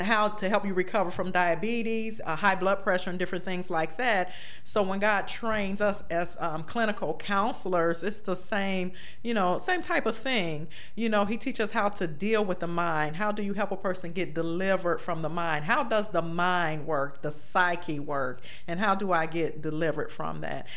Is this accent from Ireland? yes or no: no; Beckley, West Virginia, United States; now in Cleveland, United States; I was born in Cleveland, but my parents died when I was very young, mm-hmm. and my grandmother, my maternal grandmother mother took me and my three brothers to Beckley, West Virginia